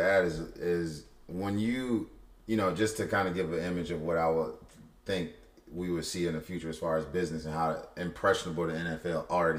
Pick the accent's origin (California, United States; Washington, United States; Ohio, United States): Ohio, United States; Cleveland; I'm from Cleveland, and I play for West Virginia.